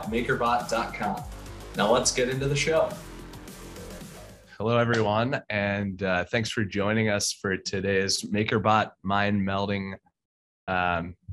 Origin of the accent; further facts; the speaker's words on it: United States; accent: American; my American accent